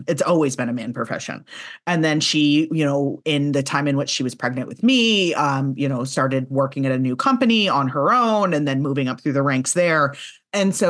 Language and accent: English; the South, United States; I'm from the South